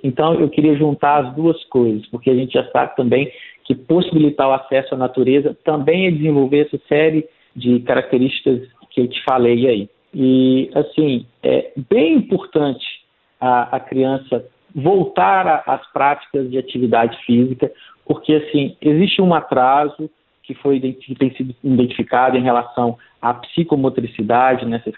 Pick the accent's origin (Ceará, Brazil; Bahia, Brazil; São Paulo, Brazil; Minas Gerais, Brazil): Minas Gerais, Brazil; interior of; eu sou do interior de Minas, é, a minha cidade, graças a Deus, tem muitas praças